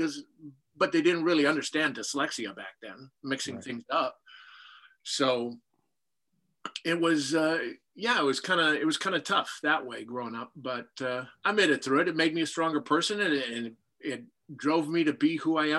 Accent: Saskatchewan, Canada; I was a tall, skinny kid with glasses and braces growing up in Saskatchewan

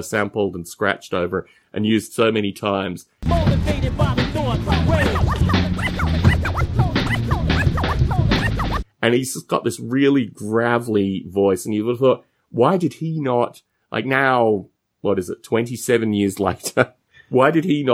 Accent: Canberra, Australian Capital Territory, Australia; moved away as an adult; also born or lived in Adelaide, South Australia / Bathurst, New South Wales; I was born in Adelaide, spent about 18 months there, formative years. And then we moved to a place called Bathurst, which is in New South Wales. And we were in Bathurst for a few years. And then we ended up in Canberra

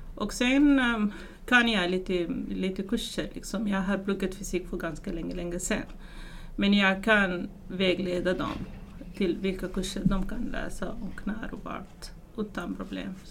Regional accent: Sudan; Swedish is a second language; moved away as an adult; now in Sweden; jag kommer inte från Sverige i början, utan jag kommer från Sudan som ligger i Afrika

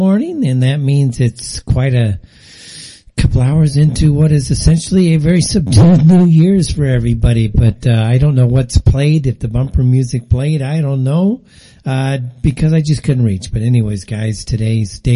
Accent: Pasadena, California, United States; I grew up in Pasadena

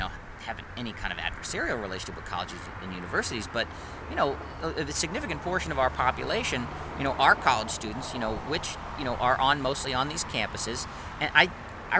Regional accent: Worcester, Massachusetts, United States; Which is where I live now. Which is where I grew up. Born and raised in District 1

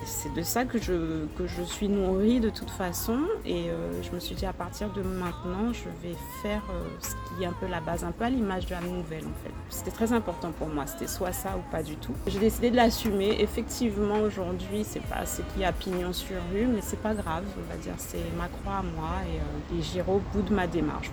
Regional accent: Guadeloupe; en tant que femme, en tant que Guadeloupéenne

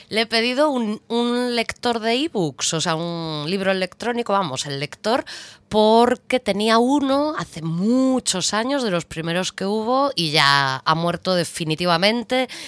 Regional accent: A Coruña, Galicia, Spain; moved away; las dos somos de Coruña.

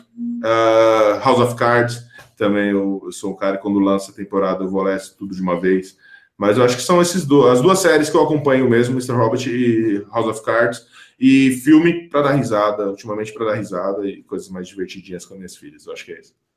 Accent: São Paulo, Brazil; Fui crescido, eu cresci em periferia aqui em São Paulo

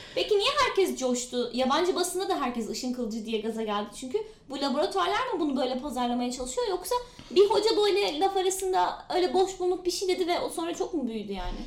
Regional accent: Denizli, Turkey; ben de zaten denizliyim.

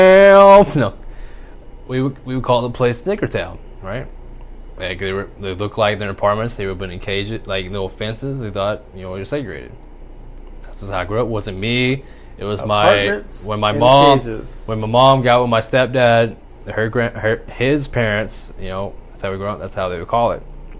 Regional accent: Spring Hill, Tennessee, United States; also born or lived in Murfreesboro, Tennessee; from second to seventh grade, we all of a sudden we moved from Spring Hill. We went to Murfreesboro, which is like 30 miles to an hour outside of Spring Hill.

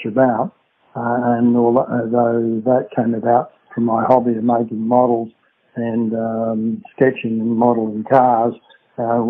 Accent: Bairnsdale, Victoria, Australia; also born or lived in Brighton, Victoria; I do recall my early years, which were all spent in Beansdale in Gippsland, Victoria

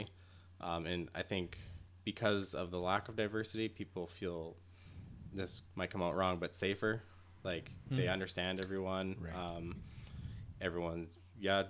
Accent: Neerlandia, Alberta, Canada; moved away; It was my hometown. I didn't really know any other cultures outside of Neerlandia that much.

